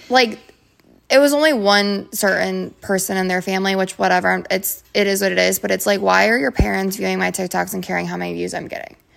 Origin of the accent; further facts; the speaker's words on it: Twinsburg, Ohio, United States; moved away; also born or lived in Orlando, Florida; I'm from Cleveland, Ohio, Twinsburg to be exact, which is like thirty minutes outside the city